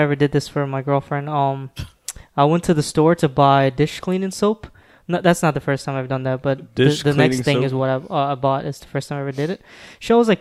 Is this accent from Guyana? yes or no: yes; Guyana; I'm not Indian, I'm Guyanese